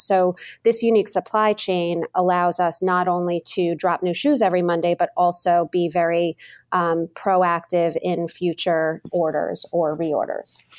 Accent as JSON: {"language": "English", "region": "New York", "country": "United States", "tie": "born or raised there", "also_born_or_lived": "Massachusetts", "moved": "as an adult", "lives_now": "Boston, United States", "said": "I was born, raised in New York. I, I moved to Massachusetts after college"}